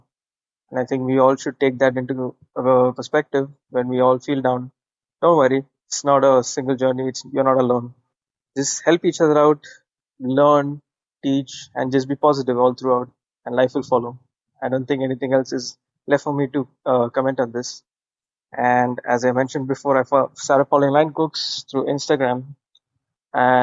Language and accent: English; India; I am from India